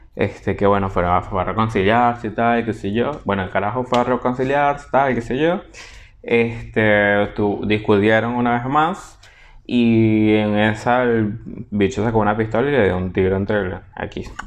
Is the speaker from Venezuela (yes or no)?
yes; Portuguesa, Venezuela; del pueblo donde yo nací y crecí